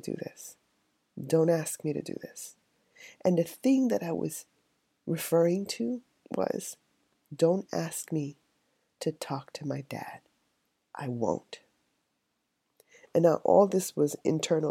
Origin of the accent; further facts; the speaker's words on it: New York City, New York, United States; I was raised in the South Bronx